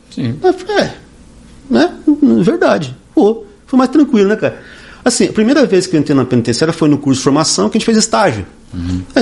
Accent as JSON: {"language": "Portuguese", "region": "Paraná", "country": "Brazil", "said": "Paraná, eu vim do Paraná, enfim, gente de todo lado"}